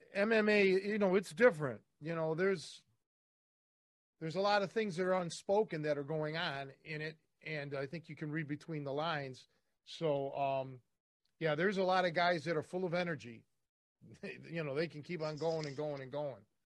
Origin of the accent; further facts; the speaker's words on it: Cleveland, Ohio, United States; I'm from Cleveland